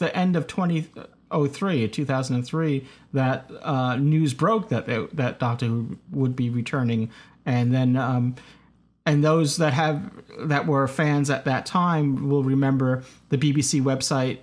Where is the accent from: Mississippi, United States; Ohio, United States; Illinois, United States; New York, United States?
New York, United States; a New Yorker